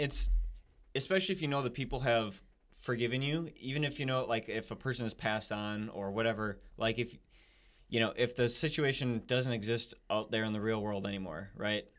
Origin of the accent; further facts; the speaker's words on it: United States; we're American, you know, that's where we're from